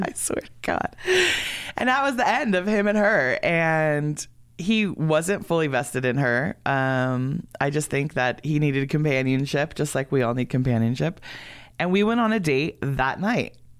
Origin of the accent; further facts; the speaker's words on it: San Fernando, California, United States; moved away as an adult; now in Oregon, United States; I'm from San Fernando